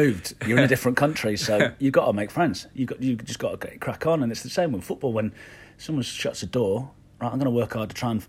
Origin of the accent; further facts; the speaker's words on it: Belfast, Northern Ireland, United Kingdom; born there; I was born in Belfast. My mum's from Belfast. So I wasn't a plastic paddy.